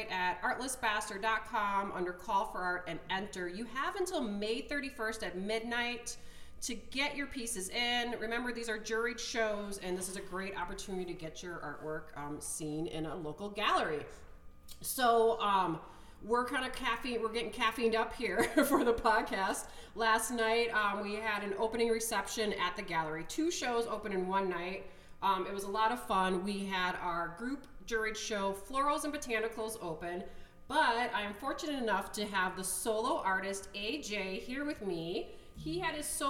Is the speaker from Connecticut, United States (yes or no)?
no; Milwaukee, Wisconsin, United States; moved away as an adult; also born or lived in Portland; I was born in Milwaukee too